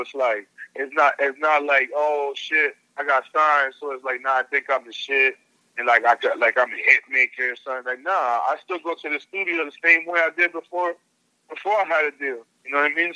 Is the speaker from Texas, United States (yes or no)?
no; New York, United States; I'm from New York too